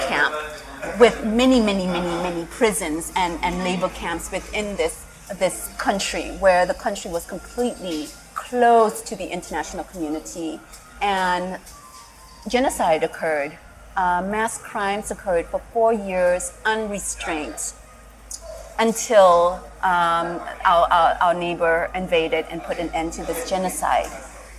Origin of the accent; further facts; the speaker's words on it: Cambodia; born there; I was born here in Cambodia in 1971.